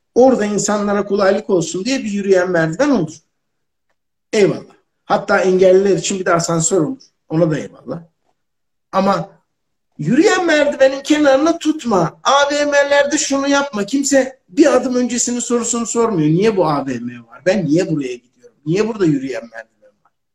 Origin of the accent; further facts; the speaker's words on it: Ankara, Turkey; Biz Ankaralıyız